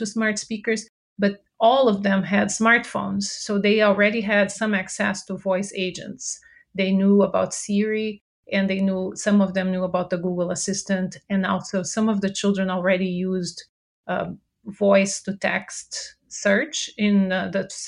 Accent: Brazil; English is a second language; moved away as an adult; now in United States; I'm originally from Brazil, so if you detect an accent, that's where it's from

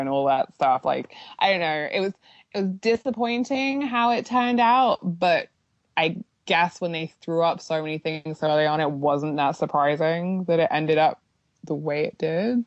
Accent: United Kingdom; I'm just being very British

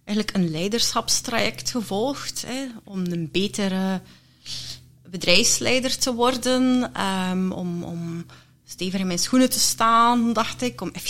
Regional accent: Leuven, Flanders, Belgium; ik ben geboren in Leuven. Kesselo.

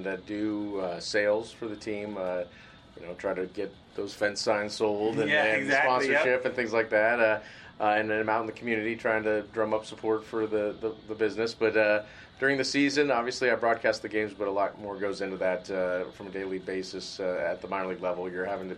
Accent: Bay Area, California, United States; I grew up in the Bay Area

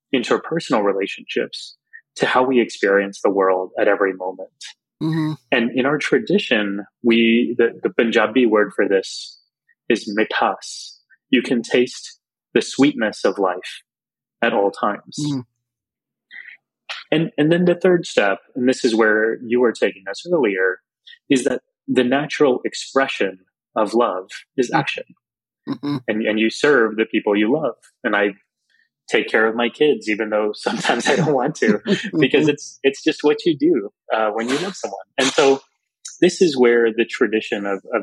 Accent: South Texas, United States; growing up in Texas

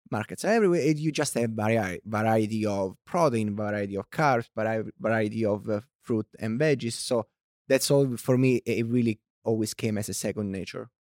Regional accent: Italy; accent: thick Italian; English is a second language; moved away as an adult; also born or lived in China; now in United States; I was born and raised in Italy

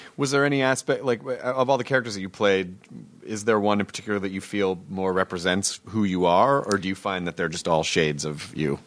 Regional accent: the South, United States; I grew up in the South.

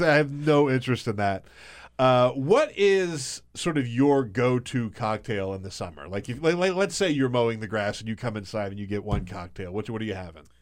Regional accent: South Carolina, United States; I grew up in South Carolina

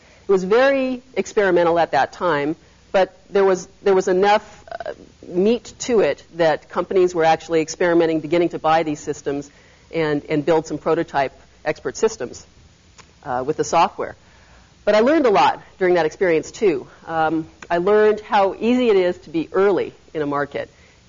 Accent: Berkeley, California, United States; I was raised in the Bay Area. I grew up in Berkeley.

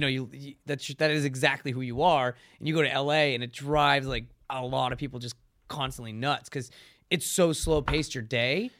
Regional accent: Connecticut, United States; moved away as an adult; also born or lived in San Diego / Los Angeles; I grew up in Connecticut

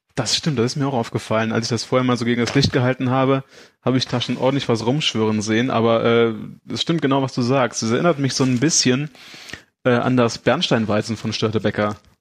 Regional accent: Aachen, North Rhine-Westphalia, Germany; ich komme aus Aachen

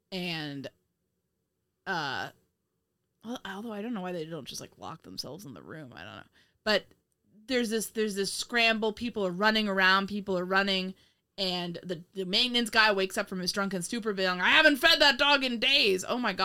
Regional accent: Indiana, United States; oh, I'm sorry we're from Indiana.

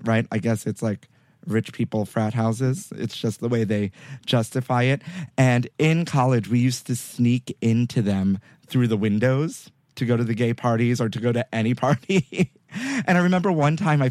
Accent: New York City, New York, United States; moved away; I grew up on 55th and 8th

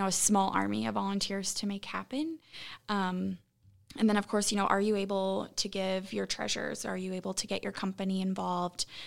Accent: Columbus, Nebraska, United States; moved away as an adult; also born or lived in Lincoln, Nebraska; now in Omaha, United States; I, born and raised in Columbus

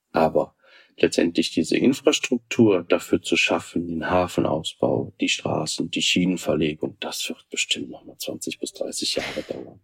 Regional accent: Germany; bei uns in Deutschland

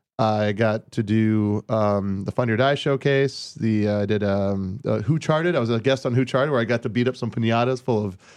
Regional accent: Hawaii, United States; moved away; I grew up with him in Hawaii.

